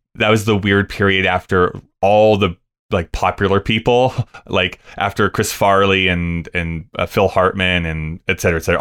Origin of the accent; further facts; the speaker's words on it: Rocky Mountain House, Alberta, Canada; also born or lived in Lethbridge; growing up in Rocky Mountain House or going to school in Lethbridge